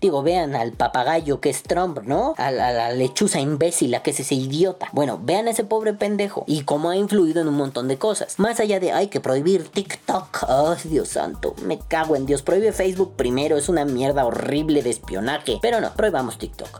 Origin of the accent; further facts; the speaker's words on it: Mexico; mi país sea corrupto o esté azotado por la pobreza